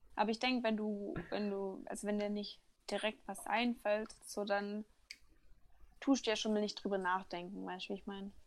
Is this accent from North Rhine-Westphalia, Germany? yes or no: no; Baden-Württemberg, Germany; als Schwabe